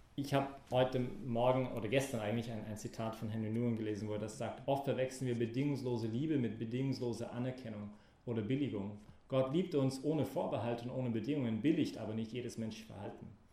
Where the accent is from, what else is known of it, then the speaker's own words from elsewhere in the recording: Canada; German is a second language; moved away; als Kanadier